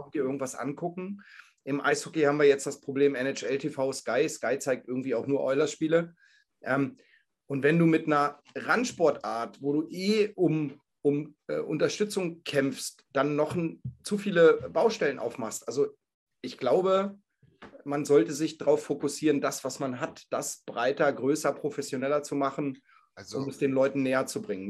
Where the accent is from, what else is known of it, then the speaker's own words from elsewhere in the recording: Hanover, Lower Saxony, Germany; ich komme aus Hannover